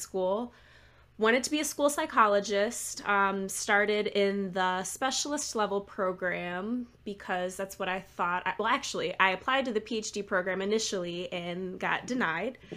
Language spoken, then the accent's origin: English; Lansing, Michigan, United States; moved away as an adult; also born or lived in Chicago; now in Maryland, United States; I am from Michigan originally, um, the Lansing area, kind of the middle of the state